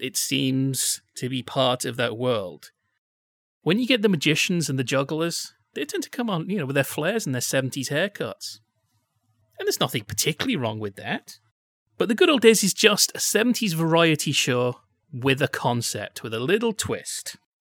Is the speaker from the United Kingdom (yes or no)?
yes; Yorkshire and the Humber, United Kingdom; I'm from Yorkshire